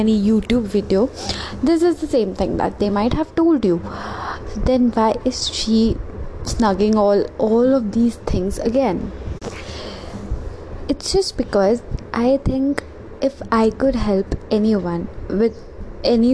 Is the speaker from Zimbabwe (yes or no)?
no; India; being an Indian, I pray and I'm really a very spiritual person